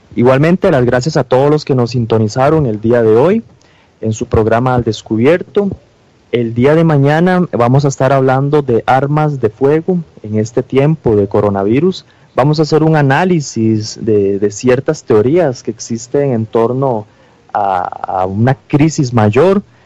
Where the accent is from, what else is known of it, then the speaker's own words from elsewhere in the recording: Costa Rica; nuestro país